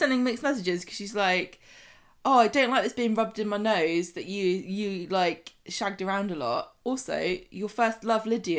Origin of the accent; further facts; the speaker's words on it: United Kingdom; But I guess we're British, so it goes with the territory, literally.